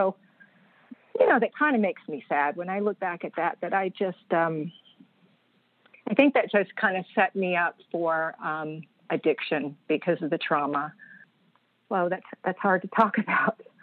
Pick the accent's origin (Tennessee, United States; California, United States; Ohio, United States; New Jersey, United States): Tennessee, United States; Nashville; now in Virginia, United States; I grew up in Nashville, Tennessee